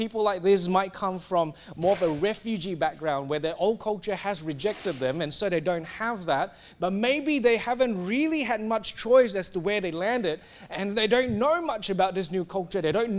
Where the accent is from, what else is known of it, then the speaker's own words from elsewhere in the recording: Singapore; now in Australia; it's pretty clear that I have assimilated into Australia. I would rarely hold on and use a Singaporean culture to make any decisions in my life. My identity is Australian.